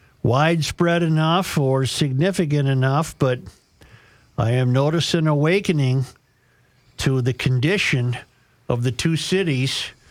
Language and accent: English; Ashby, Minnesota, United States; I am from Ashby, Minnesota. You will find Ashby along I-94 in west central Minnesota.